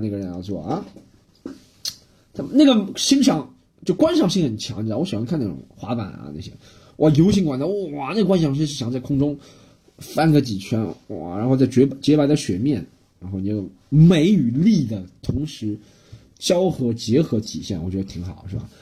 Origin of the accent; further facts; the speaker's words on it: Shanghai, China; 我是一个外向人，上海人